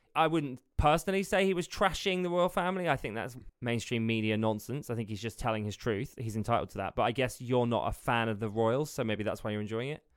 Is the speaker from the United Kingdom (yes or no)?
yes; United Kingdom; as a British person